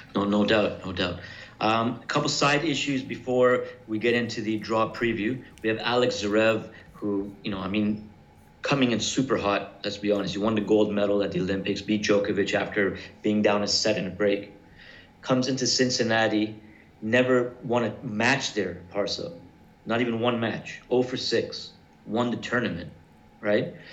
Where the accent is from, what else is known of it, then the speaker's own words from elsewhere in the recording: Canada; I'm from Canada